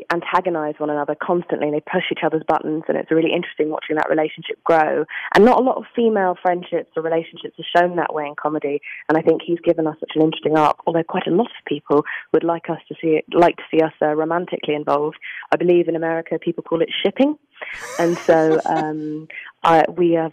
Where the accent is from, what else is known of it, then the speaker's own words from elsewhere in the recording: England, United Kingdom; I'm English